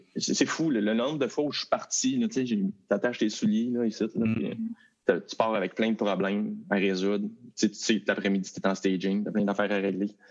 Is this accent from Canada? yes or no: yes; Val-d'Or, Quebec, Canada; moved away; je suis parti de Val d'Or